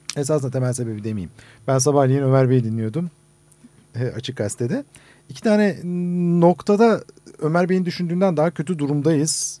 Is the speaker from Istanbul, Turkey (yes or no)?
yes; Istanbul, Turkey; aynı İstanbul'da büyüdüm.